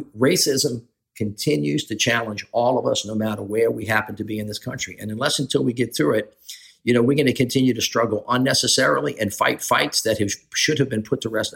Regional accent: the South, United States; also born or lived in New Orleans; as a white male from the South

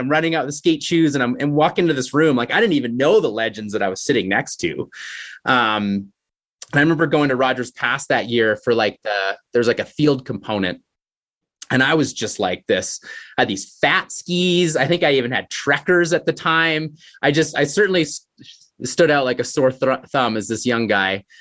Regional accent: Canmore, Alberta, Canada; growing up in Canmore, I got introduced to a great skiing community.

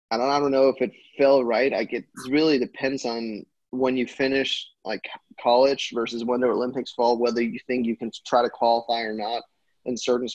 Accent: Denmark

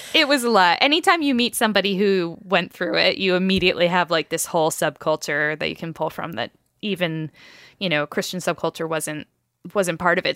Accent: northeast of Albany, New York, United States; I grew up northeast of Albany, not very far, Albany, New York

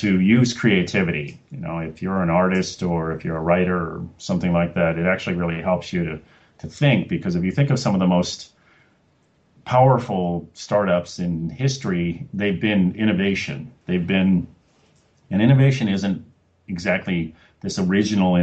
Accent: Los Angeles, California, United States; moved away as an adult; also born or lived in Oregon / Cambridge, Massachusetts / Salt Lake City / Colorado; And now I'm from Los Angeles, my hometown, and so yeah, I've been back in Los Angeles for a few years

